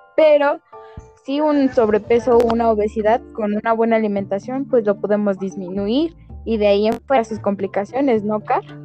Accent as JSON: {"language": "Spanish", "country": "Mexico", "said": "como buenos mexicanos"}